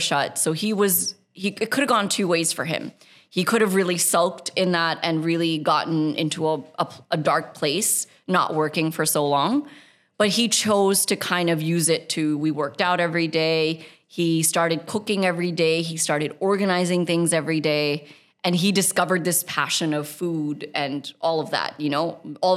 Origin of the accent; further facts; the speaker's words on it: United States; now in United Arab Emirates; We grew up in a very desi household in America.